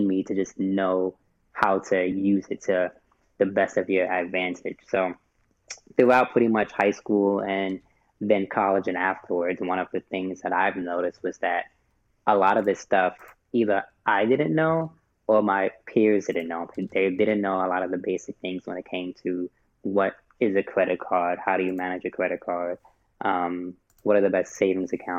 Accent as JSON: {"language": "English", "town": "New York City", "region": "New York", "country": "United States", "tie": "born or raised there", "also_born_or_lived": "Queens, New York / Hampton, Virginia", "moved": "as an adult", "lives_now": "Baltimore, United States", "said": "born and raised in Brooklyn, New York. I kind of claim both Brooklyn and Queens"}